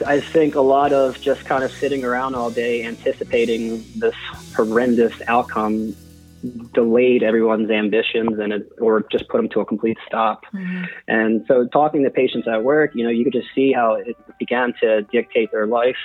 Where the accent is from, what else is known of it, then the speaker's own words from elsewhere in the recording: Hatboro, Pennsylvania, United States; grew up in a house in Hatboro